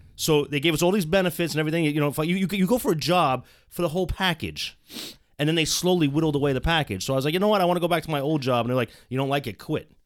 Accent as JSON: {"language": "English", "country": "United States", "said": "as an American"}